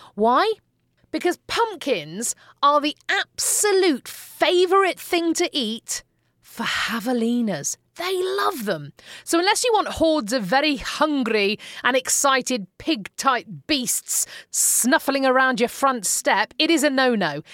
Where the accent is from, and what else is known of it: Manchester, North West England, United Kingdom